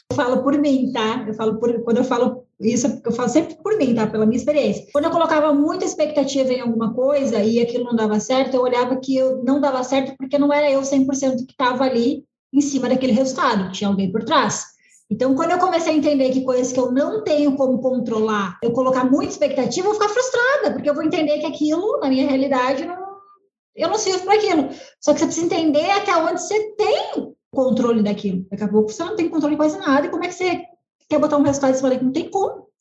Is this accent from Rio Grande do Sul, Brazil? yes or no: yes; Rio Grande do Sul, Brazil; sou gaúcha, né, Serra Gaúcha